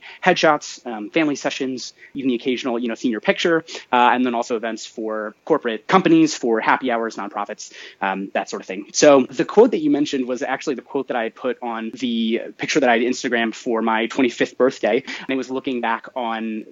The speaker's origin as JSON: {"language": "English", "area": "right outside of Columbus", "region": "Ohio", "country": "United States", "tie": "born or raised there", "said": "I am from Ohio, originally born and raised right outside of Columbus"}